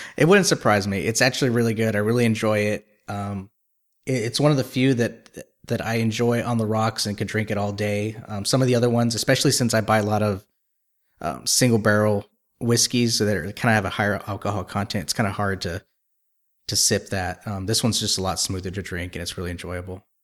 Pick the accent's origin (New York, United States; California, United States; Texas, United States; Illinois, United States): Texas, United States; I'm from Texas